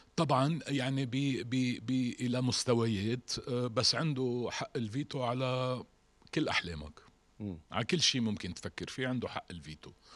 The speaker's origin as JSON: {"language": "Arabic", "country": "Lebanon", "said": "عندنا بلبنان"}